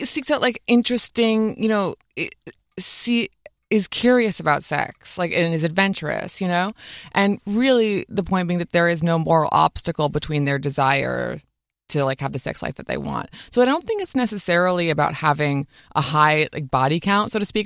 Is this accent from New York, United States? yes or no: yes; upstate New York, United States; I grew up in upstate New York